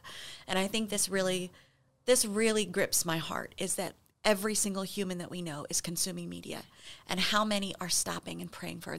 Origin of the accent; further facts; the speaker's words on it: Midwest, United States; now in Los Angeles, United States; We're both from the Midwest